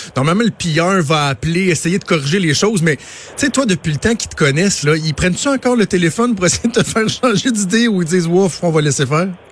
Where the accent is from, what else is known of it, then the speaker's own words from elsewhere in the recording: Montreal, Quebec, Canada; chez nous à Montréal